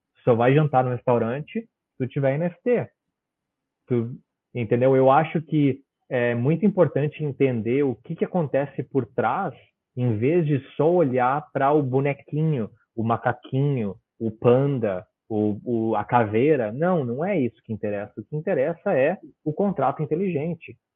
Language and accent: Portuguese; Brazil; now in Australia; certificado pela corte do Brasil, da cidade onde eu nasci